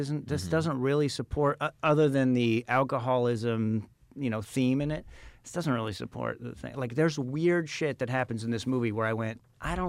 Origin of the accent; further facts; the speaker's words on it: Phoenix, Arizona, United States; moved away; also born or lived in Tempe, Arizona; I grew up in Phoenix.